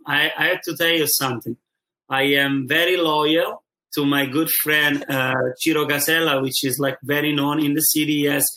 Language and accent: English; Rome, Lazio, Italy; English is a second language; moved away as an adult; now in New York, United States; I'm from Rome, Italy, and my neighborhood is Trastevere, which is the most historical neighborhood of the city. It's the heart of the city, you know, for the nightlife and the restaurants and the bars. This is where my family is originally from, and this is where me and my wife have also our apartment